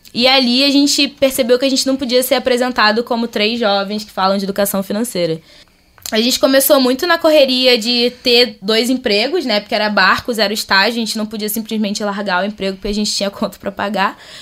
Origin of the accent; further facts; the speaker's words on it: Rio de Janeiro, Brazil; vim do Rio de Janeiro, do Caxambi, da Zona Norte.